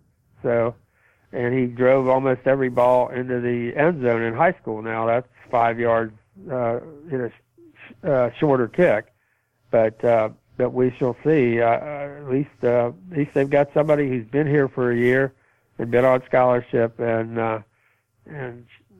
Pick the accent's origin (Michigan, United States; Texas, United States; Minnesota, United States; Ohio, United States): Ohio, United States; Youngstown; And I grew up in Youngstown, played high school football there, went to Miami, Ohio, broke all the scoring records and running records there.